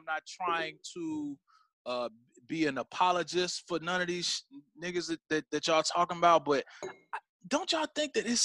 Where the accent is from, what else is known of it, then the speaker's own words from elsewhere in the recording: Gary, Indiana, United States; I grew up in Gary